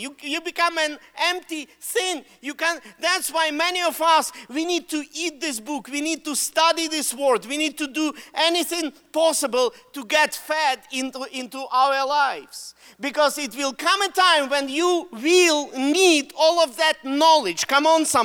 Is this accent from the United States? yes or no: no; Russia; accent: Russian; English is a second language; moved away; Why do I use Russian accent? I'm Russian